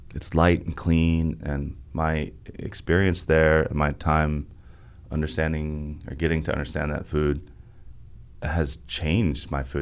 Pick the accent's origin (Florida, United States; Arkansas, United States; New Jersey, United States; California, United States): Arkansas, United States; also born or lived in New York City / Vermont; now in Nashville, United States; my home state right in half, which makes sense to me because Arkansas is kind of the tale of, of two states